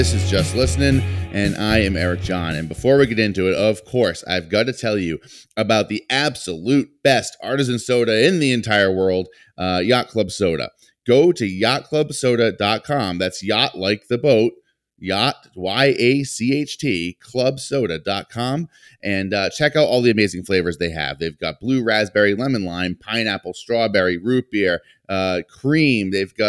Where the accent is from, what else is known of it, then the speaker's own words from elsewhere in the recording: Johnston, Rhode Island, United States; I had the pleasure of meeting you recently in my hometown of Johnston, Rhode Island, but that is where my family's bakery is in Johnston.